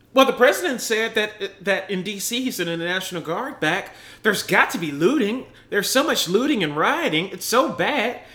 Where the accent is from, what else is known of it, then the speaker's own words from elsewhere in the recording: United States; I'm fucking American an American that put my fucking life on the line serving the military